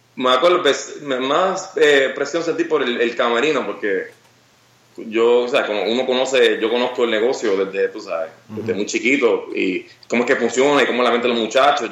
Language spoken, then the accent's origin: Spanish; Puerto Rico; soy orgulloso de ser de Puerto Rico